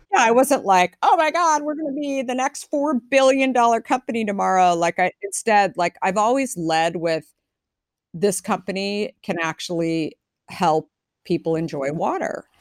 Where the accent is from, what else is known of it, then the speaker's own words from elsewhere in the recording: Arizona, United States; now in San Francisco, United States; I grew up in Arizona